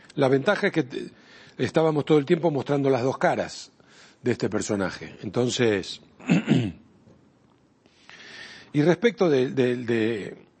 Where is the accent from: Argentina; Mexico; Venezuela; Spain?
Argentina; en mi país, en la Argentina